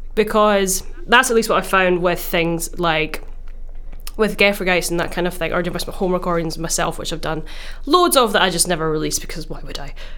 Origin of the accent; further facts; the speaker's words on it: Glasgow, Scotland, United Kingdom; I'm from Glasgow and I'm doing an E P for my school trip to Malawi.